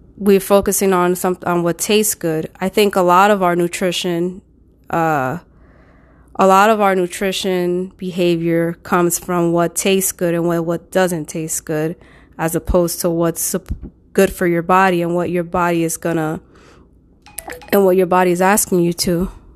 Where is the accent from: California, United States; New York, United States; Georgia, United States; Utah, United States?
New York, United States; New York City; I'm from New York, specifically the Bronx